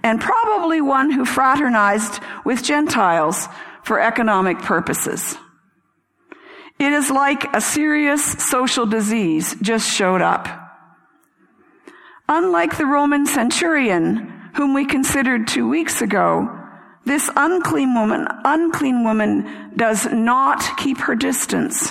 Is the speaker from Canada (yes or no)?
yes; Canada; I'm Canadian. I'm of British descent